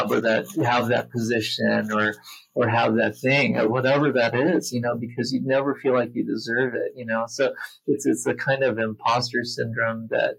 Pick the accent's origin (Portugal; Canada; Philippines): Philippines; also born or lived in United States; now in Hawaii, United States; I was born and raised in the Philippines